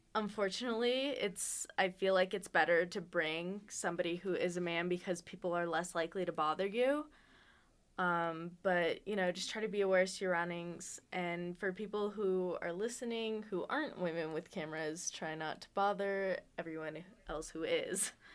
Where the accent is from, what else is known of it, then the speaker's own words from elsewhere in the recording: Las Vegas, Nevada, United States; moved away as an adult; now in Reno, United States; I was born in Las Vegas